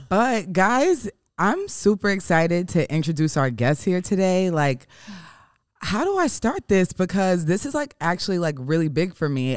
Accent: New York, United States; moved away as an adult; now in Los Angeles, United States; we're both from New York

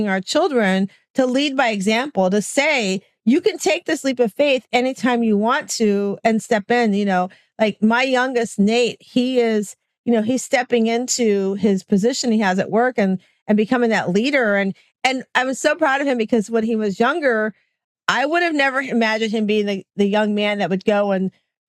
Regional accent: Florida, United States; I always tell everybody I'm from Florida. I'm in that wicked stepchild state where we did everything not supposed to do in COVID.

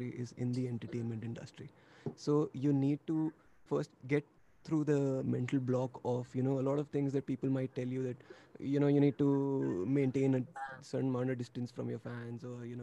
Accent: New Delhi, Delhi, India; we're basically an Indian folk metal band, if you may, from New Delhi, India.

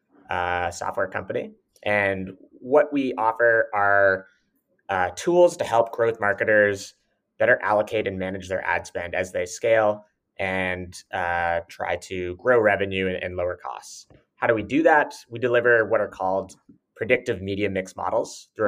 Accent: Toronto, Ontario, Canada; I was born and raised in Toronto, which is where our company is headquartered

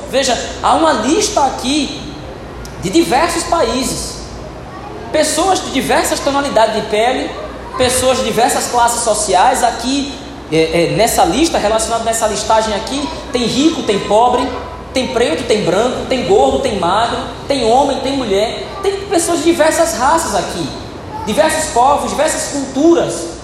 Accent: North Region, Brazil; Hoje nós somos brasileiros aqui, norte do país

